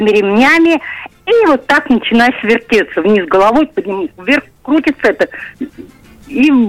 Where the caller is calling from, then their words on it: Nizhny Novgorod, Nizhny Novgorod Oblast, Russia; я звоню из Нижнего